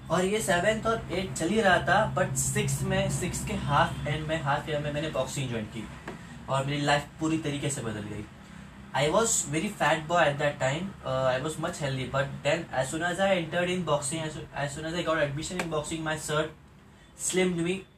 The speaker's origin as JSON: {"language": "Hindi", "town": "Pune", "region": "Maharashtra", "country": "India", "said": "मैं पुणे महाराष्ट्र इंडिया से हूँ"}